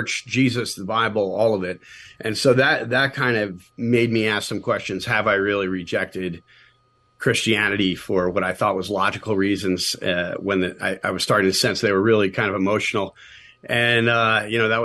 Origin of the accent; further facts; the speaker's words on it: New York, United States; I grew up in the Northeast in New York, in the shadow of New York City